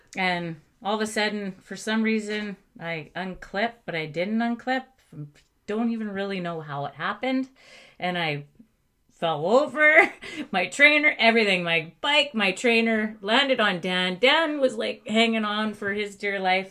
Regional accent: Coquitlam, British Columbia, Canada; also born or lived in Okanagan; we were in the Okanagan until we moved when I was 2 mm-hmm. and um, Coquitlam is my was my hometown.

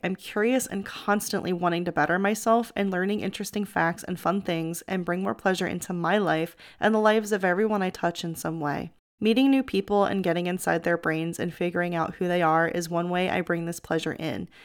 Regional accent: outside of Philadelphia, Pennsylvania, United States; born or raised there; moved away as an adult; also born or lived in Florida

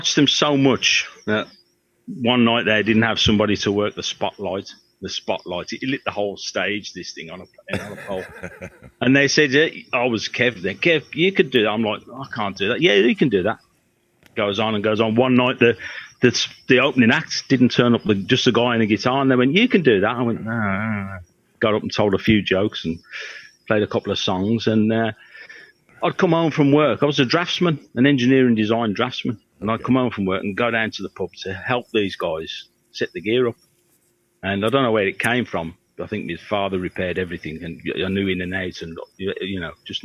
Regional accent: Birmingham, West Midlands, United Kingdom; growing up in Birmingham, you like music's in your blood. You're born in Birmingham

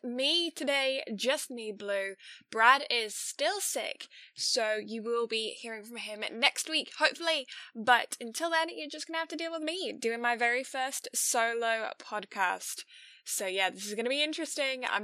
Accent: England, United Kingdom; I'm English

